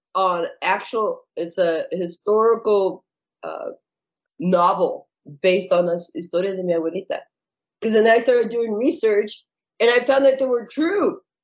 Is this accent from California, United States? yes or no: yes; California, United States; moved away as an adult; now in Phoenix, United States; I was born in California. My father had a bakery. My grandfather had a bakery. And I moved to Phoenix about 26 years ago